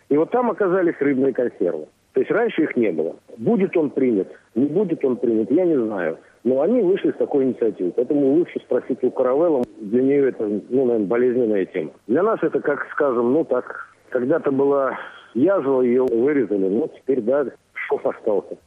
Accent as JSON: {"language": "Russian", "country": "Russia", "moved": "yes", "lives_now": "Latvia", "said": "сам россиянин"}